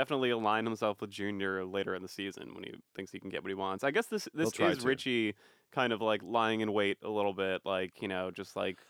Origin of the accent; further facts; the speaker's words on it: Boston, Massachusetts, United States; I'm an Irish guy from Boston.